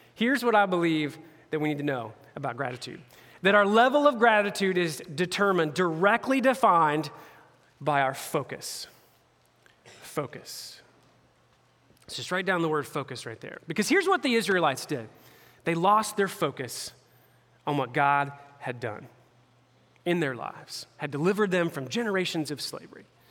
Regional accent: Indianapolis area, United States; I'm a Pacers fan. I'm a homeboy. like all my hometown teams

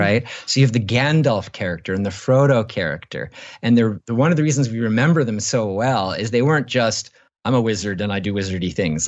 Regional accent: Canada; I was born in Canada

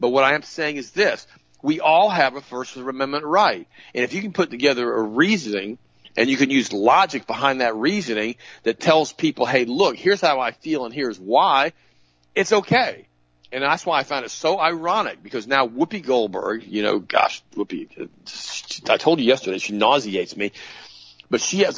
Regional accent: New Jersey, United States; My home state, New Jersey, is the fourth.

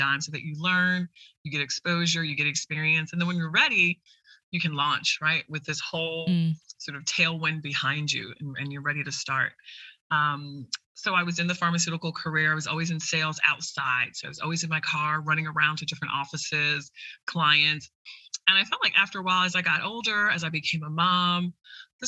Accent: Jamaica; I'm Jamaican.

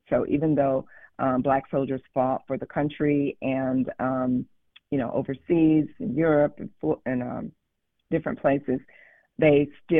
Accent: North Carolina, United States; And interestingly enough, I am originally from North Carolina.

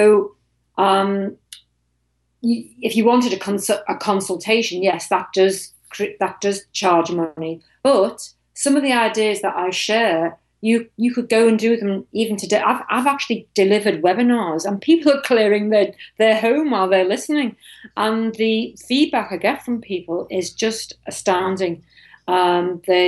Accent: Liverpool, North West England, United Kingdom; moved away; also born or lived in United States / Europe / East Asia; I'm actually from Liverpool in the UK.

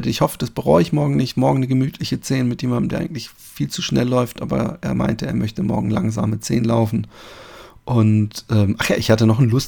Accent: Baden-Württemberg, Germany; riecht es in meiner Heimat im schönen Baden-Württemberg anders, wenn man da über die Felder läuft.

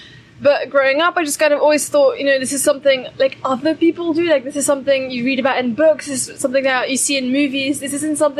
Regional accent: Brussels, Belgium; We grew up in Brussels in Belgium. Mm-hmm. We've kind of always lived there.

